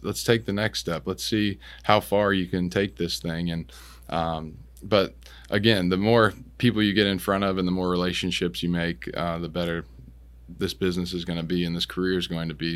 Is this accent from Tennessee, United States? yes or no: no; Washington, United States; moved away as an adult; also born or lived in Clearwater, Florida / New Jersey / California / Houston, Texas; I'm from Washington State